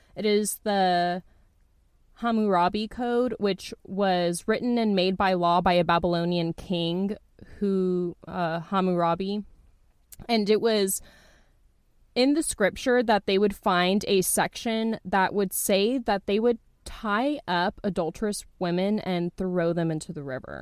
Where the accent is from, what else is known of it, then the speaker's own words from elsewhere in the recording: Texas, United States; I'm from Texas